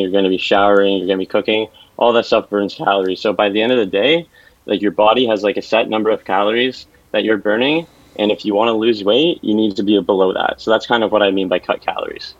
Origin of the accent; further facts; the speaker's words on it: Ottawa, Ontario, Canada; moved away as an adult; now in Toronto, Canada; Born and raised in Ottawa, now living in Toronto